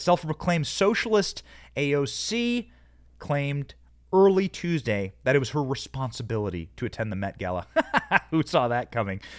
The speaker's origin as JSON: {"language": "English", "town": "Cedar Rapids", "region": "Iowa", "country": "United States", "tie": "born or raised there", "also_born_or_lived": "Downey, California", "said": "I come from Iowa, Cedar Rapids, Iowa"}